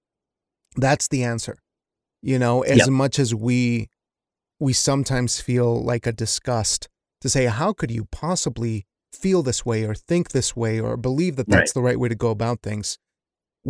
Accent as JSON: {"language": "English", "region": "Wyoming", "country": "United States", "tie": "born or raised there", "said": "growing up in Wyoming"}